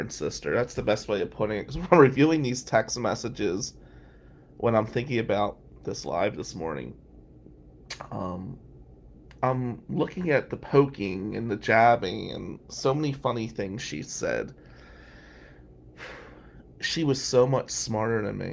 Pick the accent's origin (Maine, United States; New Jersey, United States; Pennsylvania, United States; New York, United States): New Jersey, United States; now in Ann Arbor, United States; I said, "New Jersey."